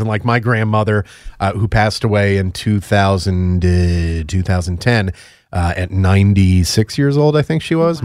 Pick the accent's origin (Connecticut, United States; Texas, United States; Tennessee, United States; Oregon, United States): Connecticut, United States; moved away; I'm from New England, I'm from Connecticut